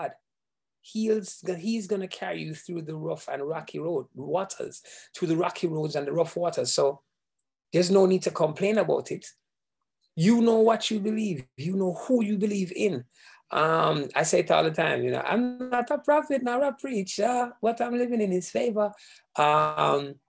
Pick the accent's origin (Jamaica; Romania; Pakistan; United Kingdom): Jamaica; moved away; I am Jamaican, born, bred, everything Jamaican